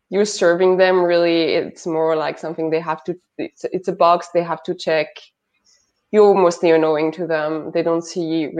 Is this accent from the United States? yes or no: no; Hauts-de-France, France; accent: French; English is a second language; moved away as an adult; also born or lived in Paris; I come from a little village next to Lille in the north of France.